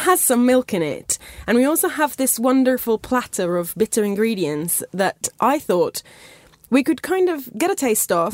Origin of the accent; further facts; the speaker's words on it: Italy; moved away; growing up in Italy, just eating so many oranges